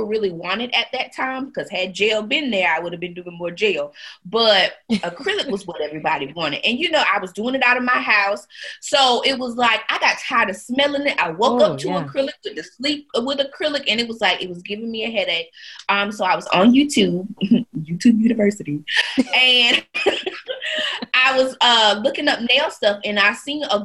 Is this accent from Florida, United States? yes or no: no; Wagram, North Carolina, United States; I'm from Wagram, North Carolina. That is a very small town where we only have one stoplight